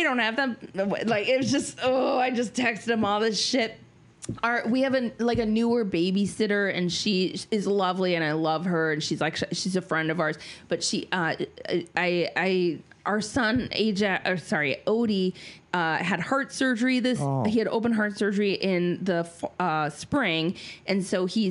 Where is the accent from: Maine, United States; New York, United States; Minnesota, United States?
Minnesota, United States; I'm Minnesotan